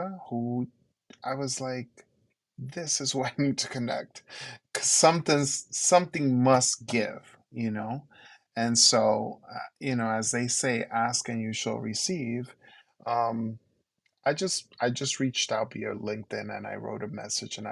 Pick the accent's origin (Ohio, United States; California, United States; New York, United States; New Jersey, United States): New York, United States; New York City; first language Spanish; English is a second language; as a New Yorker, both from Queens and from Brooklyn, and working in Harlem